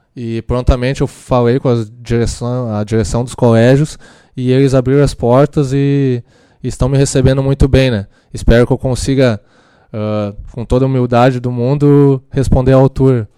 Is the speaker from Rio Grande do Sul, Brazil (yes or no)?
yes; Lajeado, Rio Grande do Sul, Brazil; sou natural de Lajeado, e lá no Moisés Cândido Veloso, onde eu, eu estudei